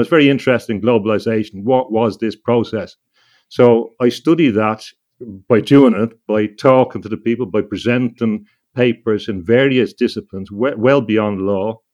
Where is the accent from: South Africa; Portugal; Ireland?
Ireland; when I was growing up in Ireland